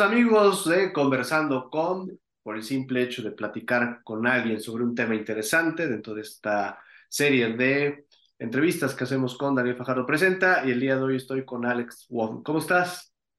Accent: Mexico

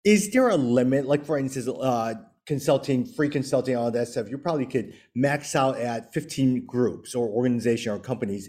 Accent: Chicago, Illinois, United States; moved away; I grew up in the Chinatown area of Chicago.

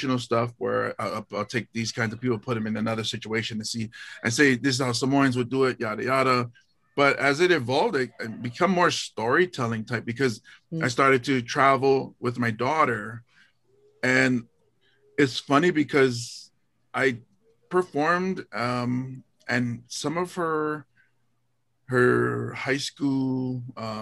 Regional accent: Hawaii, United States; in Hawaii, we're removed from Washington D.C. You know, we're the furthest state from it

